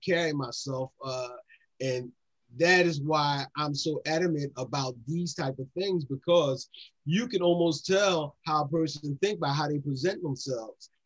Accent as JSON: {"language": "English", "town": "Philadelphia", "region": "Pennsylvania", "country": "United States", "said": "I'm just a boy from down Nice Town. You know, I'm from Nice Town, Tioga area"}